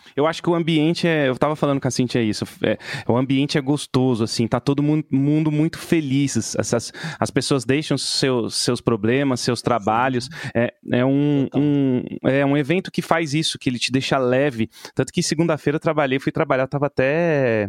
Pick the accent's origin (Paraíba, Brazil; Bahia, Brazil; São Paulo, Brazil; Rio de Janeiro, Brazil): São Paulo, Brazil; eu sou de São Paulo